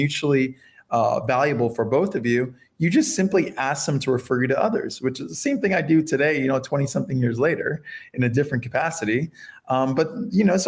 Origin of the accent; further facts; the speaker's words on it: Fort Lauderdale, Florida, United States; first language Spanish; English is a second language; also born or lived in Miami, Florida; I was born and raised in Fort Lauderdale, Florida. I was born in Miami